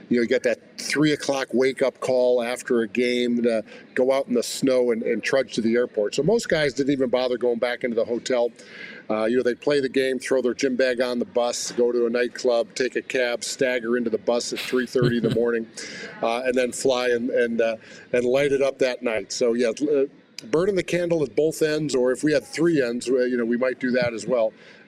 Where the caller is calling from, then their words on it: Atlanta, Georgia, United States; Today we're in cold Lanta. It used to be hot Lanta, but they have a little cold front coming through.